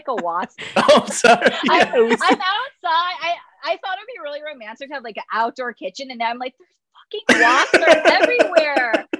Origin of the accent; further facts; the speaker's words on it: New York, United States; being a New Yorker, you'd be like, they're not working hard enough.